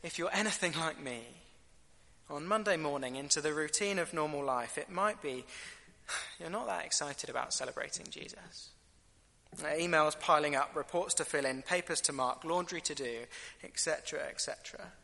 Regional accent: United Kingdom; I'm British

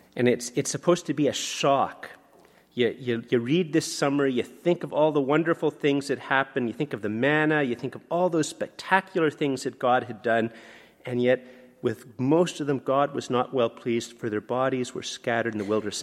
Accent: Canada; I'm a Canadian.

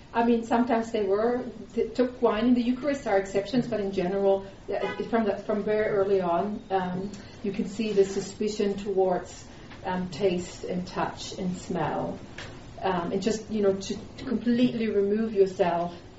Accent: Germany; moved away; I grew up in the Lutheran tradition in Germany

